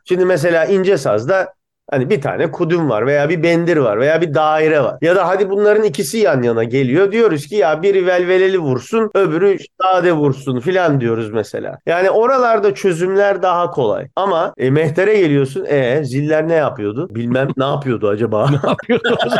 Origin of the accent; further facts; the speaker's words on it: Bursa, Turkey; now in Boston, United States; gençliğinde Bursa'da büyümüş adamım